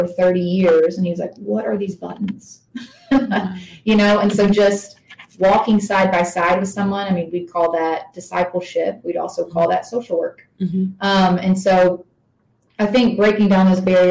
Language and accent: English; East Tennessee, United States; accent: twang; I'm from East Tennessee, so I'm going to keep my twang down as much as I can